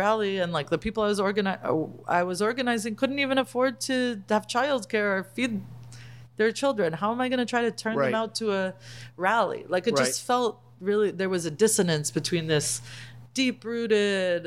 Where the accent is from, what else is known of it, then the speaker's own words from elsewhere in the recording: Boston, Massachusetts, United States; now in California, United States; I'm from Boston